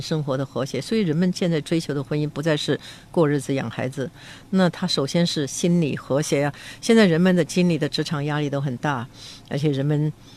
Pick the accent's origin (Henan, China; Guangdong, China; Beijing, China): Beijing, China; accent: Beijing dialect; 我们北京话叫做有贼心也没有贼胆